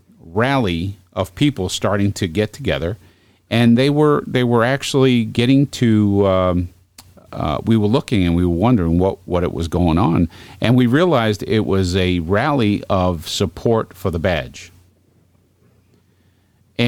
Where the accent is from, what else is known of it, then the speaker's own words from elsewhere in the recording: Brooklyn, New York, United States; now in Geneva, United States; We went down to my hometown, Brooklyn